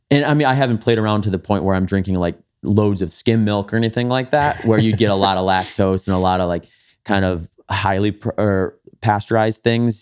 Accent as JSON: {"language": "English", "region": "Wisconsin", "country": "United States", "tie": "born or raised there", "said": "I grew up in Wisconsin"}